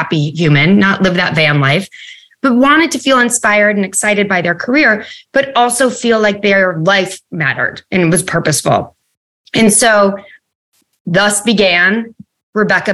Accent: United States; also born or lived in New York City; I grew up right outside of New York

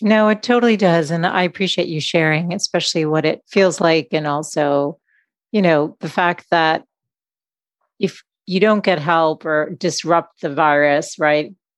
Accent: Boston, Massachusetts, United States; I grew up in Boston

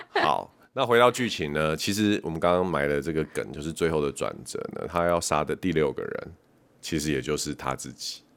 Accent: Taiwan; 身为台湾人

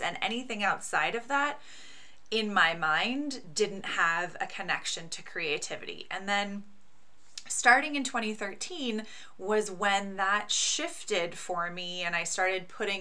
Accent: Pacific Northwest, United States; I grew up in the Pacific Northwest in a very hippie family

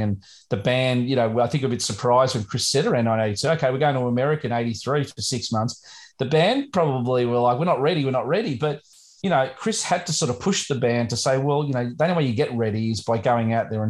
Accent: Australia; being an Australian

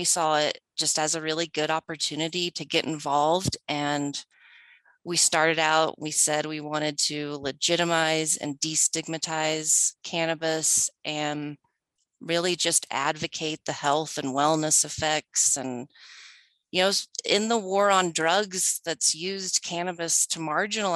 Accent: Oklahoma, United States; moved away as an adult; now in Colorado, United States; I was born and raised in Oklahoma and came to Colorado when I was young to attend college

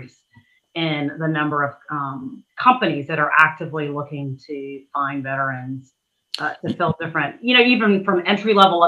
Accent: Germany; born there; also born or lived in Arizona / Saudi Arabia; I was born in Germany. And then we were there for a year or two, I think, after I was born, came back to Arizona

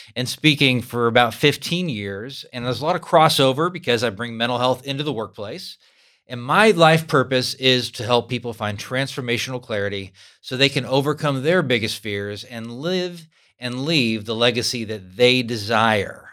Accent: California, United States; moved away as an adult; now in Kansas, United States; I'm a Californian who's lived in Kansas for twenty-five years.

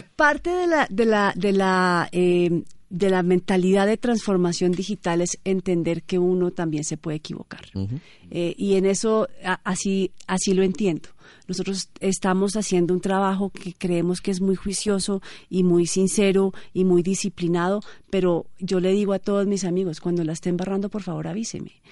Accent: Colombia; nosotros como colombianos

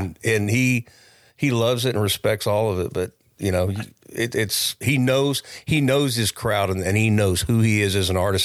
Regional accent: Oakdale, California, United States; also born or lived in Modesto, California; I was born in Modesto, California. Um, and I grew up kinda in the Oakdale area, Modesto, Oakdale

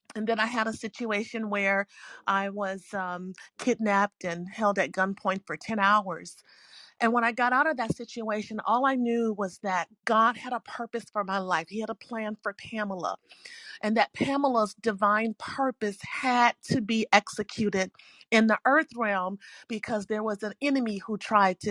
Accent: Chicago, Illinois, United States; now in Arizona, United States; I'm from Chicago originally.

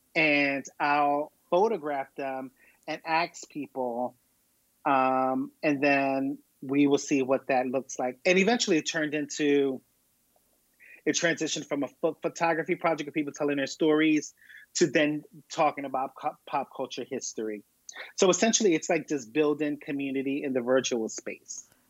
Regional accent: Philadelphia, Pennsylvania, United States; I'm born and raised in Philadelphia

